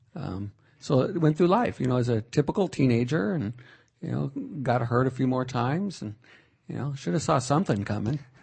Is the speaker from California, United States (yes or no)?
yes; Fresno, California, United States; I was born in Fresno